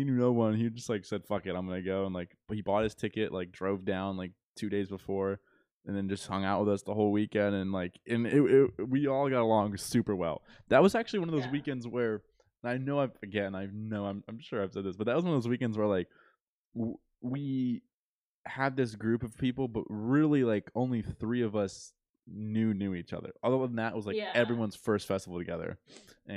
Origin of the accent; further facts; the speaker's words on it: Florida, United States; we're from Florida